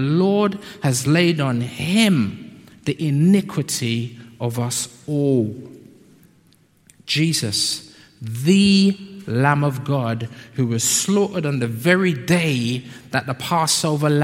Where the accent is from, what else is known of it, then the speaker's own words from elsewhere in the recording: London, United Kingdom; also born or lived in Peckham; I'm from South